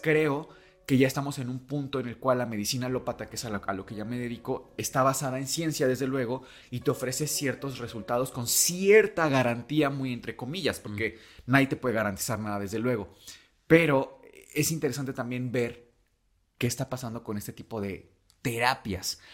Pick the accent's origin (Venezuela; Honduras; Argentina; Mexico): Mexico; vivimos todavía en un México